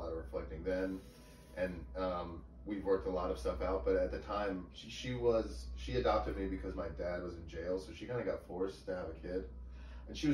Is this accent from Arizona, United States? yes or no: no; McLean, Virginia, United States; born or raised there; also born or lived in Syracuse, New York